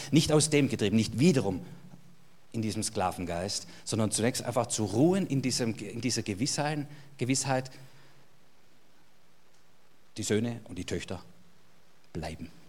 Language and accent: German; Baden-Württemberg, Germany; Jetzt geht es mir als Schwabe wieder gut.